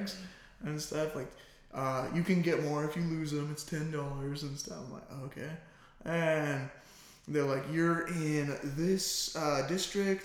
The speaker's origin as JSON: {"language": "English", "town": "Star", "region": "Idaho", "country": "United States", "said": "I'm from Star, Idaho"}